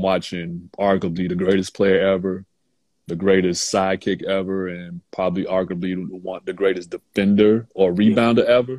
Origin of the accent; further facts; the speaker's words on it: Chicago, Illinois, United States; I'm from Chicago